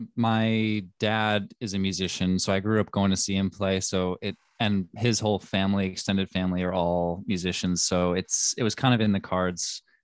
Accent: New York City, New York, United States; I grew up in Manhattan, in Greenwich Village. Yeah.

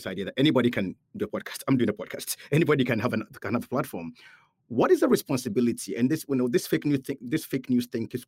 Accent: Ghana; moved away; I'm from Ghana.

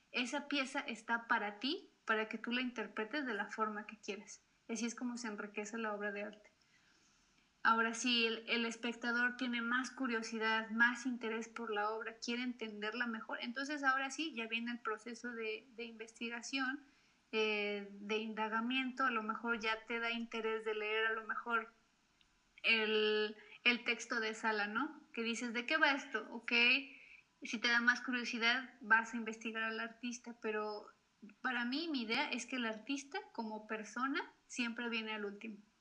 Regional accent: Mexico; mi país

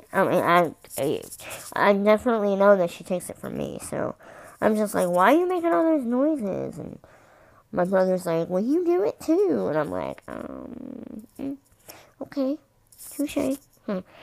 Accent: Kentucky, United States; I'm from Kentucky.

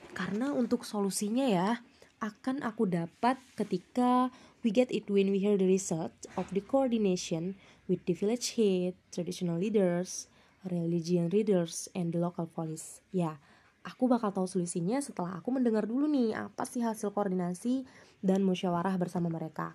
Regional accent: Indonesia; di desa aku, eh, desa Tumengmaluku

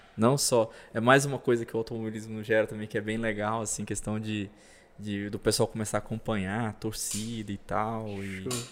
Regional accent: Parauapebas, Pará, Brazil; Eu sou do sul do Pará

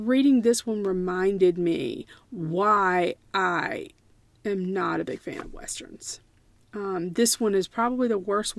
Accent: United States; as an American historian

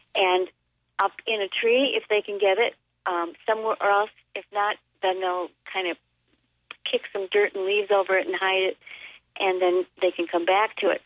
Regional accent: Elkhorn, Wisconsin, United States; My hometown of Elkhorn, which is in the center of Walworth County, southeastern Wisconsin

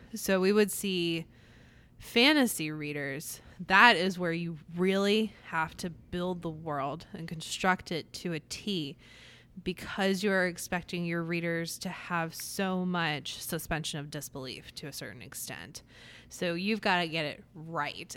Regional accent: Atlantic City, New Jersey, United States; Growing up in Atlantic City, every single year we went to the Miss America Parade

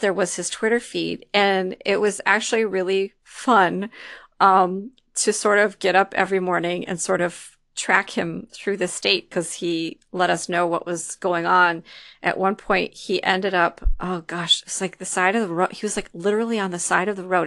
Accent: Detroit, Michigan, United States; moved away; also born or lived in East Lansing, Michigan / Lansing, Michigan; I'm actually from the Detroit area

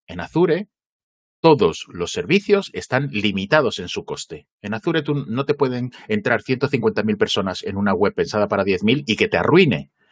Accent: Gijón, Asturias, Spain; yo me crié en Gijón

